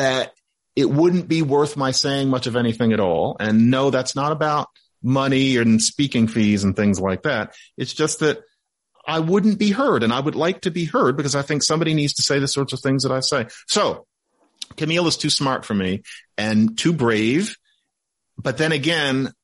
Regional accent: United States; I'm from the United States.

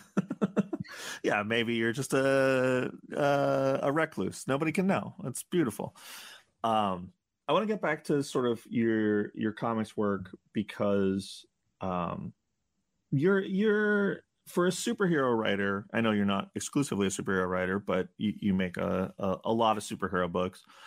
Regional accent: New York, United States; I grew up in New York

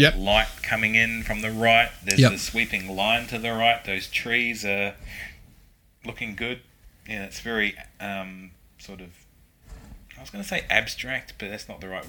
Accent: Christchurch, Canterbury, New Zealand; I'm from Christchurch.

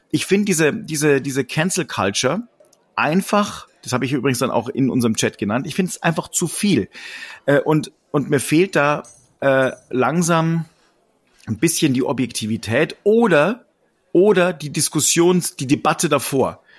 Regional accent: Bavaria, Germany; wenn ich nach Amerika komme, ich bin Bayer, mhm. wenn ich nach Amerika komme, sehe ich sehr, sehr oft, wenn es um Deutschland geht, dass alles bayerisch ist.

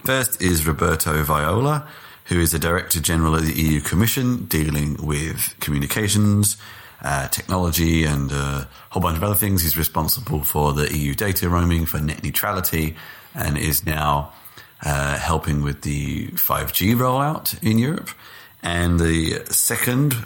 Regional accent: United Kingdom; I'm unfortunately British

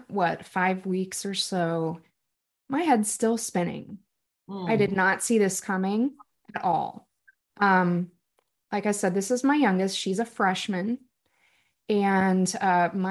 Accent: Southeast Missouri, United States; I am a fifth generation resident of Southeast Missouri

